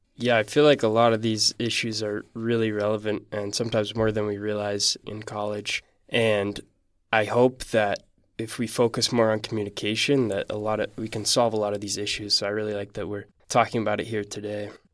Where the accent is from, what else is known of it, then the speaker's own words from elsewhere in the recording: Salt Lake City, Utah, United States; I'm from Salt Lake City